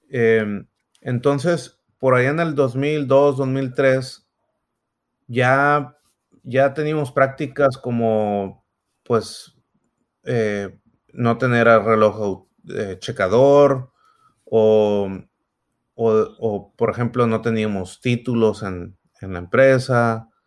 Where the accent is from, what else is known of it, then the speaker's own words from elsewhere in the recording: Sonora, Mexico; moved away as an adult; now in Silicon Valley, United States; yo soy, soy de Sonora, ahí nací, ahí crecí, hasta que vine en algún momento por ahí en el 2006 a Silicon Valley. Por unos años luego me volví a Sonora de nuevo y, estoy acá otra vez.